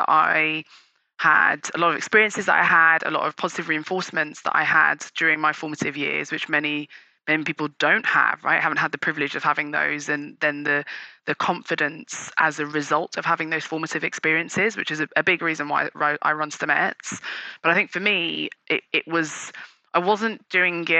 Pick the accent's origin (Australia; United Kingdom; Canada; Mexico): United Kingdom; also born or lived in Nigeria; We're British Nigerian